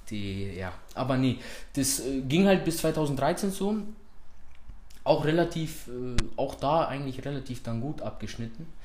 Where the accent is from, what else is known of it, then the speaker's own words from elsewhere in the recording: Munich, Bavaria, Germany; ich bin hier in München geboren und aufgewachsen, Münchner Norden.